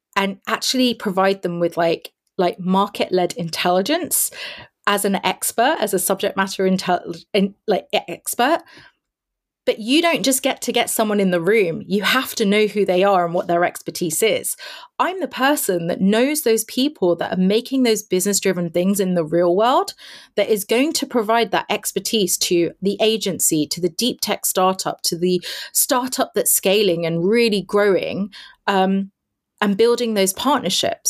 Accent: London, United Kingdom; I am born and raised in London. It's my hometown.

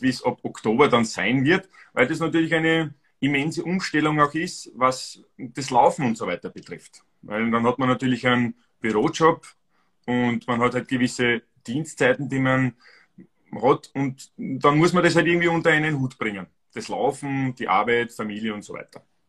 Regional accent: Styria, Austria; Ich bin aus Österreich, also ursprünglich aus der Steiermark

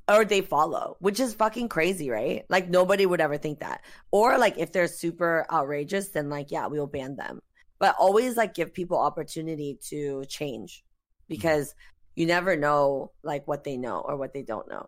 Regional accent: South Korea; moved away; I was born and raised in Korea.

